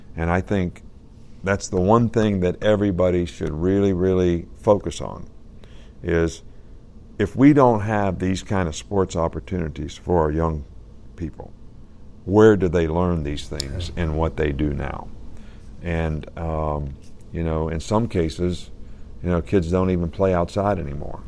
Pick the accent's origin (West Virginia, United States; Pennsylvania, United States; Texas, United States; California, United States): West Virginia, United States; Fairmont; moved away; My dad actually started Pop Warner football in our area in West Virginia.